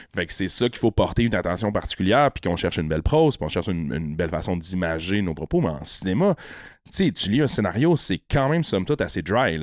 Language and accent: French; La Malbaie, Quebec, Canada; also born or lived in Baie-Saint-Paul; Je suis natif de la Malbaie.